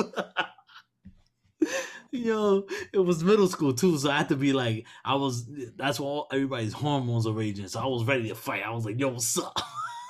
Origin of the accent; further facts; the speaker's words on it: New York City, New York, United States; I'm from Brooklyn, born and raised in Brooklyn